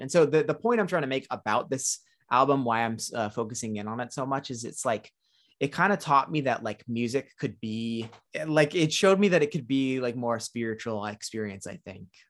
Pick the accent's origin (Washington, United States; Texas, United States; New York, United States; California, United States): California, United States; Orange County; I grew up and born and raised in Orange County, California